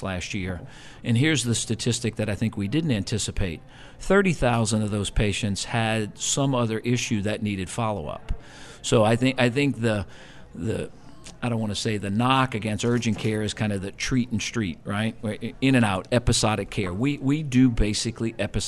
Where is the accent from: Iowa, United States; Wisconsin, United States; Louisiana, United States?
Louisiana, United States; New Orleans; also born or lived in Houston; both born and raised, my partner and I, born and raised in New Orleans